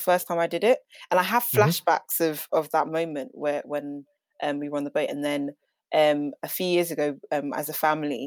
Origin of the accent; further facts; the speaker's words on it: Volta, Ghana; I'm originally from Ghana, the Volta region.